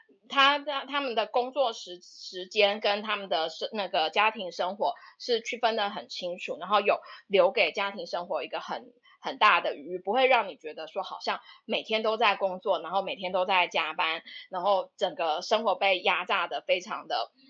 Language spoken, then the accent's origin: Chinese; Taipei, Taiwan; now in Melbourne, Australia; 最主要是受它的整个城市的氛围吸引，就是因为我是台北人，就是从小到大都在都在台北长大。那台北是就步调很快嘛，就大城市，然后步调很快